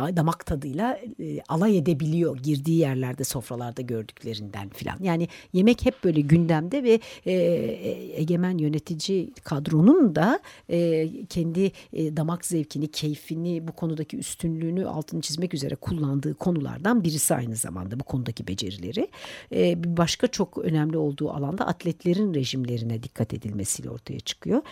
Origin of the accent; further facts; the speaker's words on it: Turkey; Türkiye'li olunca Türk mutfağıyla besleniyor olunca